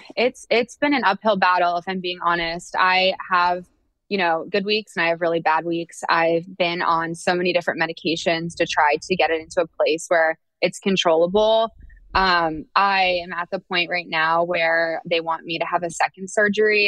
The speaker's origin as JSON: {"language": "English", "town": "Oakville", "region": "Ontario", "country": "Canada", "also_born_or_lived": "Ohio / San Francisco / New York", "moved": "yes", "lives_now": "Atlanta, United States"}